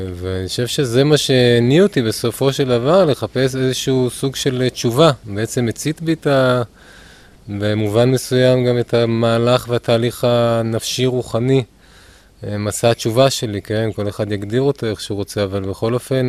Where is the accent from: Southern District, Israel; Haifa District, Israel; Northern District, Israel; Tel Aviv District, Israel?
Tel Aviv District, Israel; Ramat Efal; גדלתי ברמת אפעל